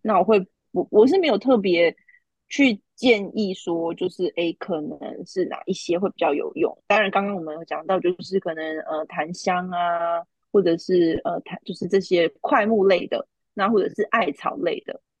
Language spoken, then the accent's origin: Chinese; Taiwan; 我们，就是台湾人